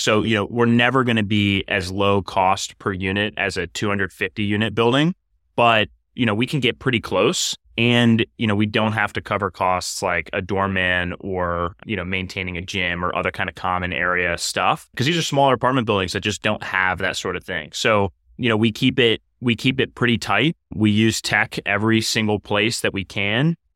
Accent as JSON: {"language": "English", "town": "Cleveland", "region": "Ohio", "country": "United States", "tie": "born or raised there", "also_born_or_lived": "New York", "moved": "as an adult", "said": "I'm from Cleveland originally, so I'm a, I'm a, a, a very much so a Midwesterner, Browns fan, and a Main Streeter, you know, by, by upbringing"}